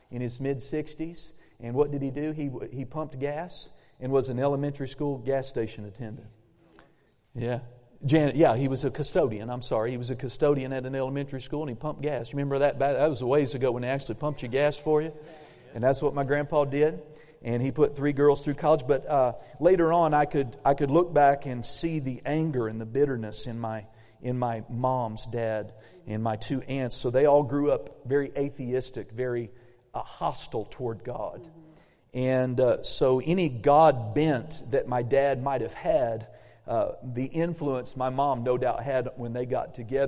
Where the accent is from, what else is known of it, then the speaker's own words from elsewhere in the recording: Claremore, Oklahoma, United States; moved away; also born or lived in Muskogee, Oklahoma; We were Tulsa residents. We actually lived in Claremore.